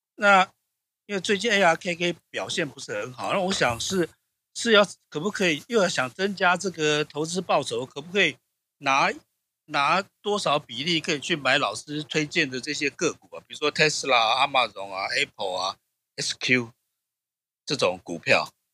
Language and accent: Chinese; Taiwan; 我台湾人